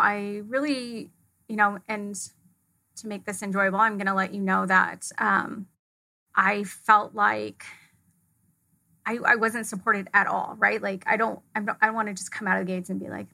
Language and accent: English; California, United States; also born or lived in Fullerton, California; I grew up in a small town just outside of Yosemite National Park, which is in California. It's northern central.